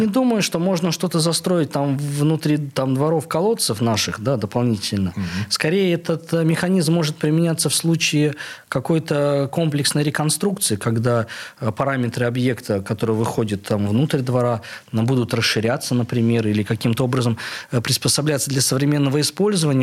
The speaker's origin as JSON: {"language": "Russian", "region": "Saint Petersburg", "country": "Russia", "tie": "born or raised there", "said": "где я, э, рос, э, а я рос на Староневском"}